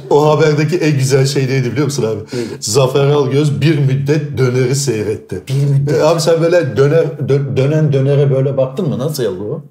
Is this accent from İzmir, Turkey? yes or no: yes; İzmir, Turkey; ben İzmir doğma büyüme İzmirliyim